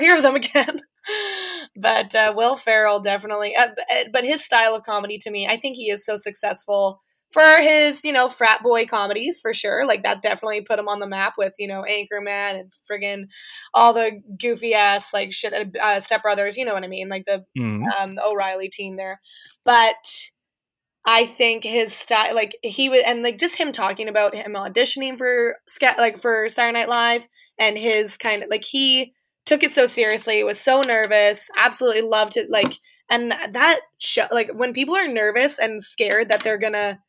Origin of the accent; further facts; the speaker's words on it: Thunder Bay, Ontario, Canada; I grew up in Thunder Bay